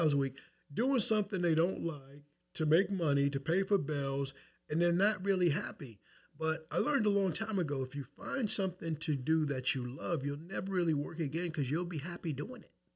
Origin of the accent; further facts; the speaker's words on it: Wyandanch, New York, United States; moved away as an adult; now in North Babylon, United States; I'm from Wyandotte. That's where I stand for. That's where I'm from.